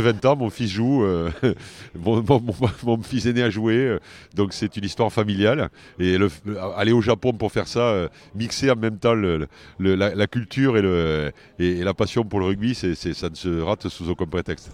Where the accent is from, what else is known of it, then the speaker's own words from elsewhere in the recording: France; on est en France et je suis français